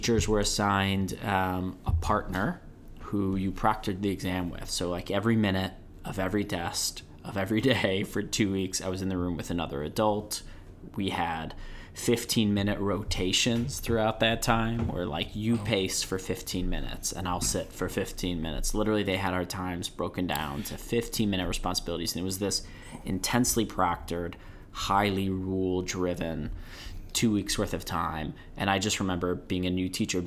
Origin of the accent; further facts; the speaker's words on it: Illinois, United States; moved away as an adult; also born or lived in Rockledge, Florida; As a kid growing up in Illinois